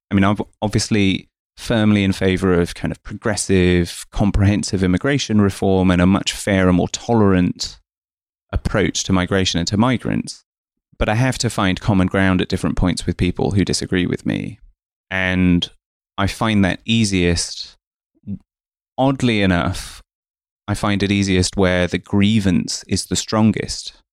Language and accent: English; East of England, United Kingdom; born there; Um, so I was born in Essex um, to two migrants from India, uh, my mum and my dad.